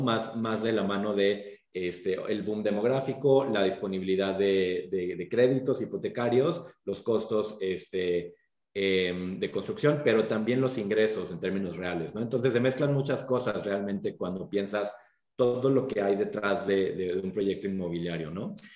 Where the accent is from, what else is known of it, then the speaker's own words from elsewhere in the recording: Mexico; moved away as an adult; also born or lived in United States; como mexicanos